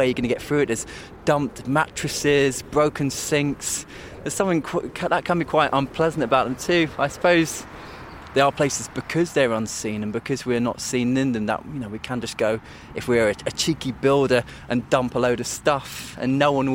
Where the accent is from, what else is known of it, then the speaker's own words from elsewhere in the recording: London, United Kingdom; I'm somebody from London